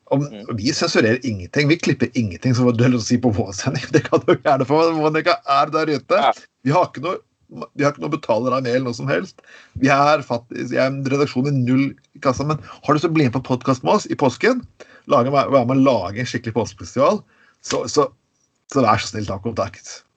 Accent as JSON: {"language": "Norwegian", "town": "Skien", "region": "Telemark", "country": "Norway", "tie": "born or raised there", "said": "Jeg vokste opp i Skien"}